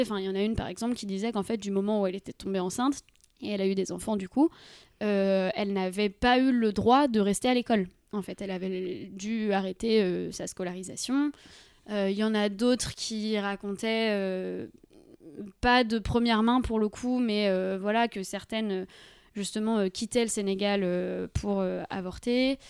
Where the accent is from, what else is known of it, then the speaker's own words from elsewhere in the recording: Deux-Sèvres, Nouvelle-Aquitaine, France; moi je viens des Deux-Sèvres